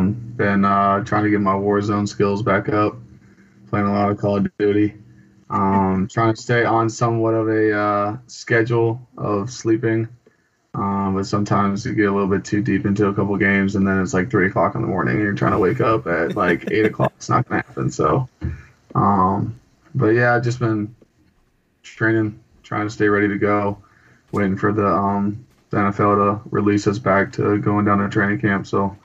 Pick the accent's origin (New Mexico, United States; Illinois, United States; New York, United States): New Mexico, United States; Albuquerque; born there; also born or lived in California / Montana; So I was born in Albuquerque, New Mexico, when my dad was stationed at Kirkland Air Force Base.